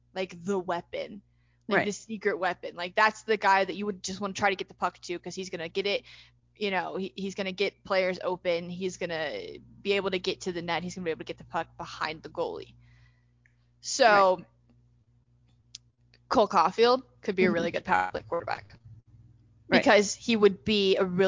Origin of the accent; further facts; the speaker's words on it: Scotland, United Kingdom; I'm Scottish